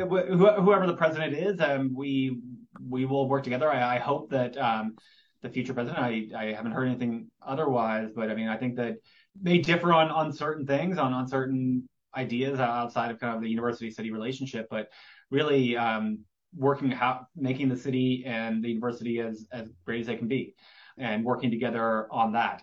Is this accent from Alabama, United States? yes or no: no; Gainesville, Florida, United States; I grew up in Gainesville